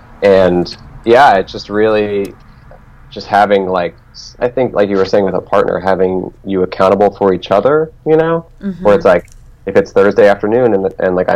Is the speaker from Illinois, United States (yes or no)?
no; Telluride, Colorado, United States; moved away as an adult; also born or lived in Alameda, California / Portland, Oregon; from 0 to 9 years old, I lived in Alameda, California, which is right next to Oakland, which is in the Bay Area. So I grew up in the Bay Area, and then when I was 9, I moved with my mother and my siblings to Colorado, and we moved to a town called Telluride